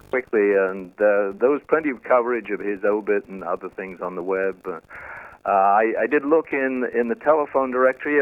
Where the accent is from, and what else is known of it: United Kingdom; accent: British; moved away